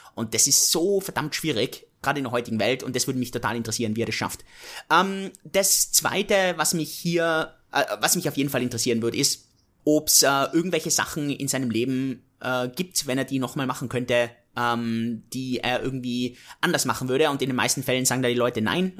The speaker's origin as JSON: {"language": "German", "town": "Innsbruck", "region": "Tyrol", "country": "Austria", "tie": "born or raised there", "said": "Ich komme aus Innsbruck, aus den Bergen"}